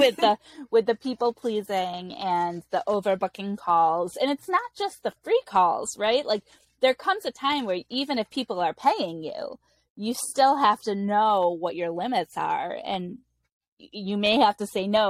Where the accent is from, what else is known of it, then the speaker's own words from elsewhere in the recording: United States; as an American